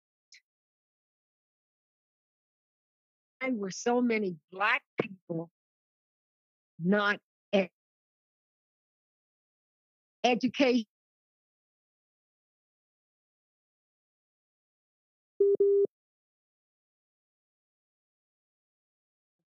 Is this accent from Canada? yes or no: yes; Canada; I'm Canadian